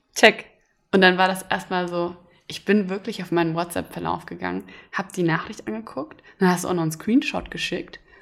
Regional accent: Hesse, Germany; now in Berlin, Germany; komme ich aus Hessen

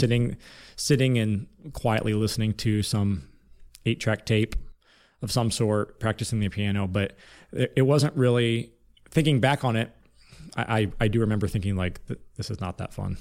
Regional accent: Lima, Ohio, United States; I was born in Lima, Ohio, which, which is a small town city in Northwest Ohio, Ohio, about forty-five minutes east of Indiana

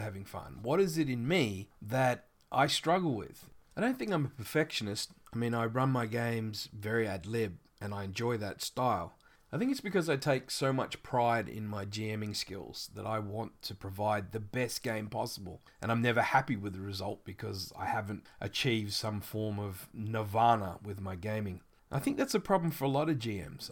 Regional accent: Australia; accent: Australian; I live in Australia, which you've probably already guessed by my accent.

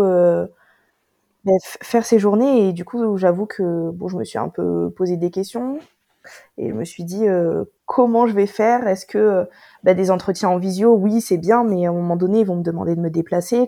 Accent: Toulouse, Occitania, France; moved away; also born or lived in north of France; je suis née ici à Toulouse

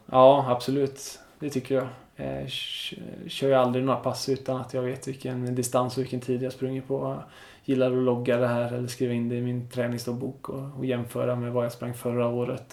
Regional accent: Smögen, Västra Götaland, Sweden; moved away; also born or lived in Enhörna; hemma på den ön där jag kommer ifrån, Smögen.

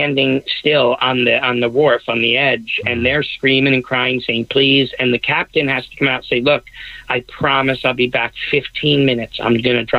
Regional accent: New York City, New York, United States; I'm a New Yorker

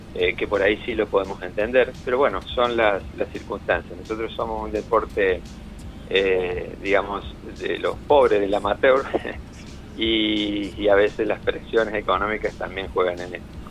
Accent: Córdoba, Argentina; yo soy de aquí de Córdoba

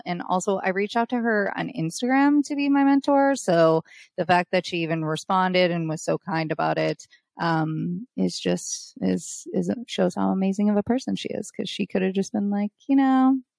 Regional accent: Michigan, United States; I'm from Michigan

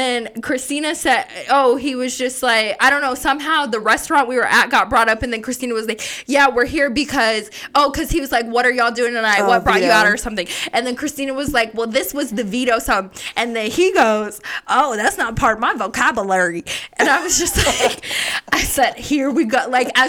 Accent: Las Vegas, Nevada, United States; then he's looking at me and we're from Vegas.

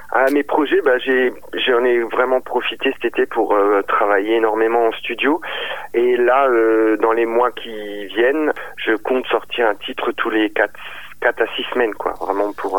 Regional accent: Strasbourg region, Grand Est, France; de la, région de Strasbourg

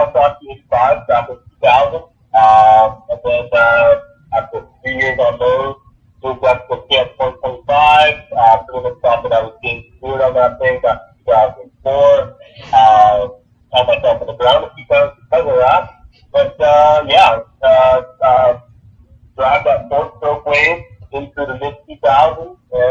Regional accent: Winnipeg, Manitoba, Canada; I'm from Canada. have in the middle of Canada

